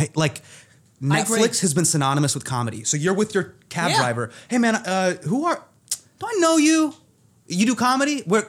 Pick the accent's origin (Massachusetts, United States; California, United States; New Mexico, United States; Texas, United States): California, United States; Davis; So born and raised in Northern California, child of immigrants, first generation.